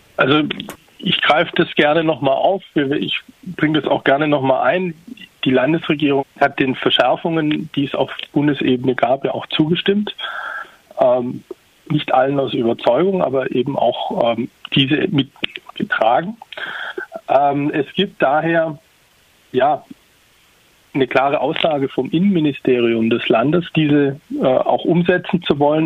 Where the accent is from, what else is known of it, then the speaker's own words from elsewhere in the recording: Tübingen, Baden-Württemberg, Germany; ich komme selbst aus Tübingen